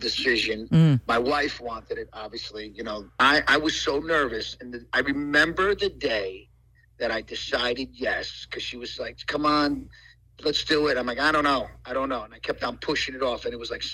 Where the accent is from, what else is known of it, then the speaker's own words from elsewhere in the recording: Paterson, New Jersey, United States; I grew up in Paterson, New Jersey